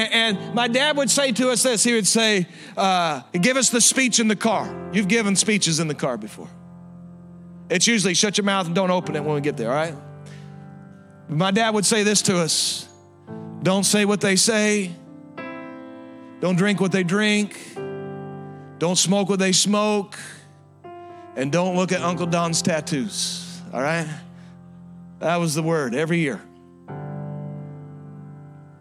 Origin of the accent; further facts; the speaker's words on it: Southwest Missouri, United States; I'm from Southwest Missouri.